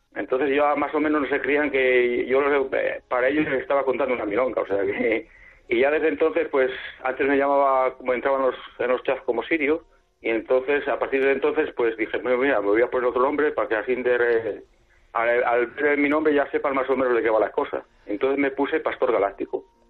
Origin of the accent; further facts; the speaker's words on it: San Agustín del Pozo, Castile and León, Spain; ahora estoy en casa en, mi pueblo, en San Agustín del Pozo, es un pueblo pequeño